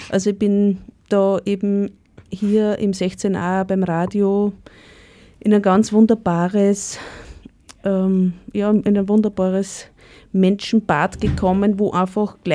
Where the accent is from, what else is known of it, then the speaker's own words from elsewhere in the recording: Upper Austria, Austria; Naja, ich komme aus dem Müllviertel und bin auf einem Bauernhof aufgewachsen.